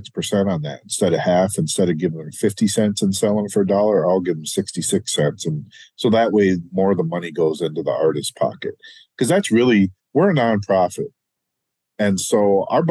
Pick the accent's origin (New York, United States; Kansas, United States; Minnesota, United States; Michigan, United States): Minnesota, United States; Melrose; I grew up in Melrose, Minnesota. It's central Minnesota, a small German farming community, a couple thousand people